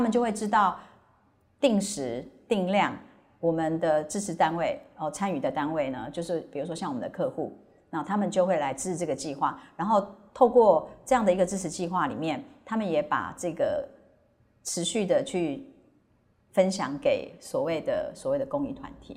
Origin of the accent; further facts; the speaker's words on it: Hualien, Hualien County, Taiwan; moved away; 因为我是花莲人